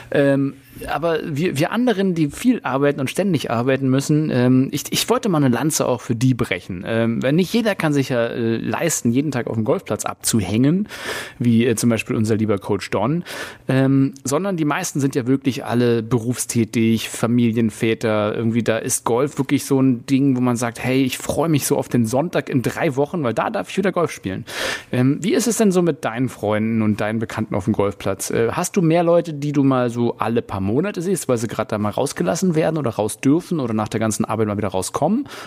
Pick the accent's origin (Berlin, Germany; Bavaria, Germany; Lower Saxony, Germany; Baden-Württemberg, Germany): Berlin, Germany; Das ist immer eine, eine bodenlose Frechheit, uns als äh, Berliner zu ähm, ähm, bezeichnen.